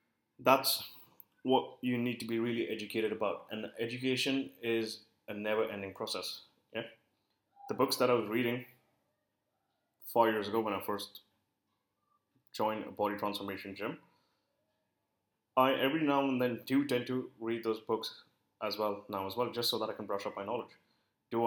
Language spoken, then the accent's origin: English; India; I work with a lot of Indian clients because I am Indian